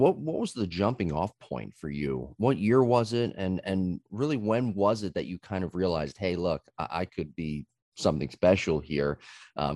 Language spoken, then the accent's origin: English; Southern New Jersey, United States; growing up in Southern New Jersey